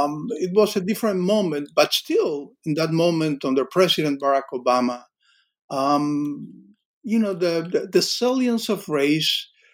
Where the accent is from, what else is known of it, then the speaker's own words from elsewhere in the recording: Cuba; I grew up in Cuba, but we both had experienced this.